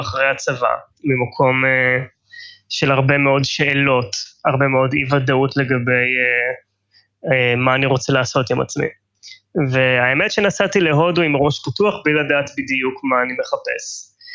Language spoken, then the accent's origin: Hebrew; Tel Aviv, Tel Aviv District, Israel; אני תל אביבי במקור, ישראלי